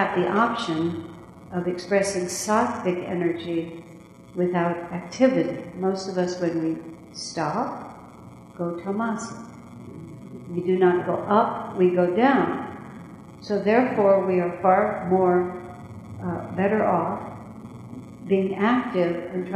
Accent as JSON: {"language": "English", "country": "United States", "said": "this is the American way. And we're American"}